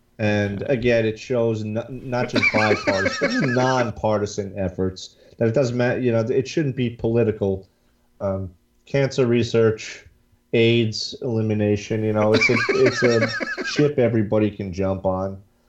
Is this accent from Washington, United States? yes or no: no; Atlantic City, New Jersey, United States; I'm from Atlantic City, so this